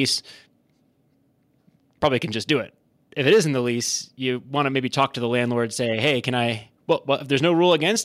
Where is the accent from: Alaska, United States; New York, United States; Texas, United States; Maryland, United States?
Maryland, United States; Howard County; I am from Howard County, Maryland, right around the corner. That's where I grew up.